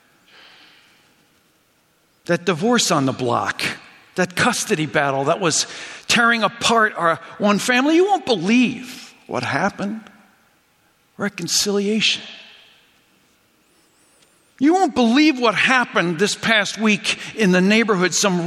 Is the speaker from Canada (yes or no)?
yes; Hamilton, Ontario, Canada; now in Chicago, United States; they moved to Hamilton, Ontario, where I spent most of my childhood growing up in early high school